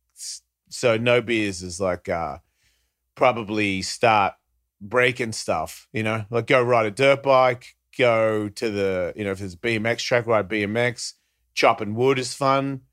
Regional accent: Australia; born or raised there; now in United States

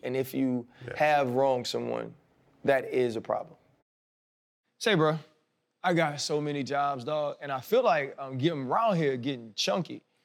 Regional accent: New Orleans, Louisiana, United States; I came from New Orleans

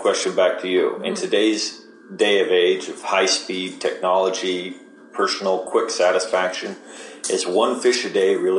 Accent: Sandy River, Oregon, United States; growing up on the Sandy River

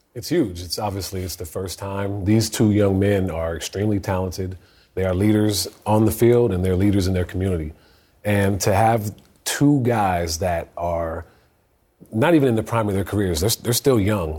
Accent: Sacramento, California, United States; I'm from Sacramento.

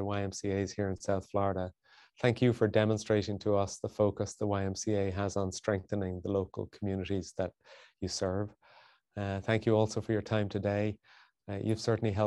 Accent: Ireland; moved away; I was born and raised in Ireland

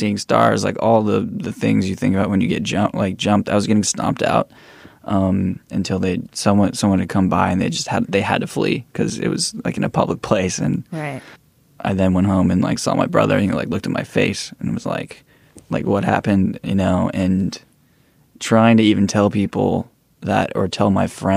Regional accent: East Bay, Bay Area, California, United States; I grew up in the East Bay, the Bay Area

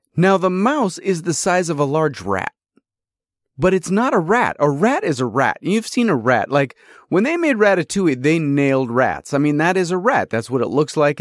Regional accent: upstate New York, United States; also born or lived in California; I was born in California. I was raised in, uh, you know, upstate New York

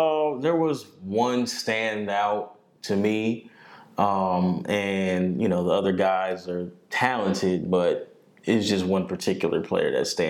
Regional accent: Omaha, Nebraska, United States; We're from Omaha.

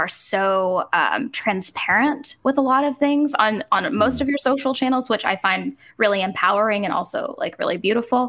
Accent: Georgia, United States; moved away as an adult; also born or lived in New York; I'm a Georgian

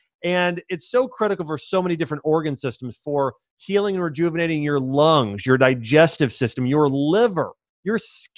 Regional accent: Columbus, Ohio, United States; I grew up in Columbus, Ohio.

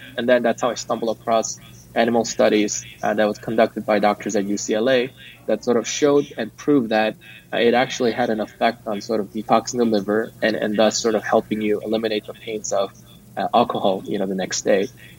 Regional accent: South Korea; now in Silicon Valley, United States; I grew up in Korea, but I never lived there as an adult.

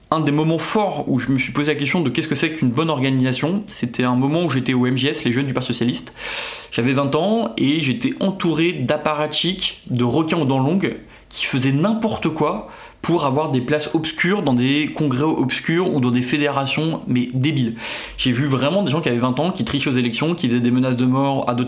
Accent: Brittany, France; now in Paris, France; j'ai 35 ans, je viens de Bretagne mais en vrai je suis parisien

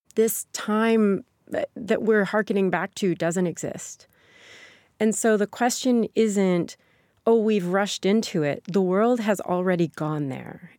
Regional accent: Sikeston, Missouri, United States; born or raised there; moved away

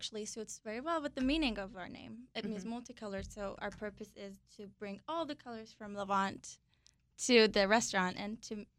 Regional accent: Turkey; moved away; I'm from Turkey

